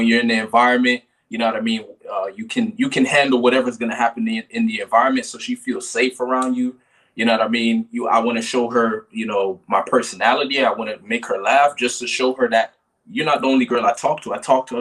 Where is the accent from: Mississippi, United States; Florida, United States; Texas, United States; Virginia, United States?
Florida, United States; Kissimmee; moved away; was born in Kissimmee, Florida. I spent most of my life there.